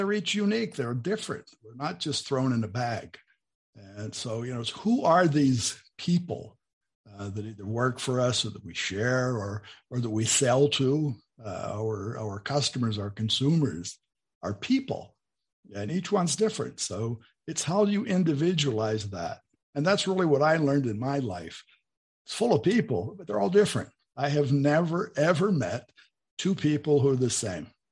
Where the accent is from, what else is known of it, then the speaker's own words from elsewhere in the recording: near Pittsburgh, Pennsylvania, United States; moved away as an adult; also born or lived in Bowling Green, Ohio; now in Brazil; where I was born in Pennsylvania, near Pittsburgh